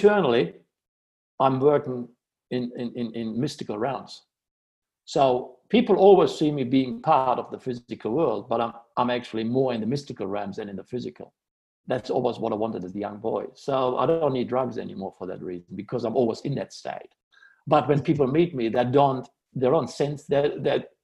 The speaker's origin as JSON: {"language": "English", "town": "Amsterdam", "region": "North Holland", "country": "Netherlands", "tie": "born or raised there", "said": "I grew up in Amsterdam"}